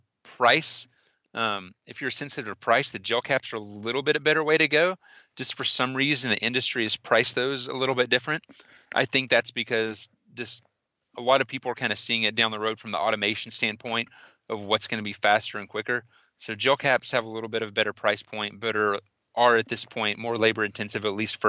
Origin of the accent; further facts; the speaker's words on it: Austin, Texas, United States; I'm from Austin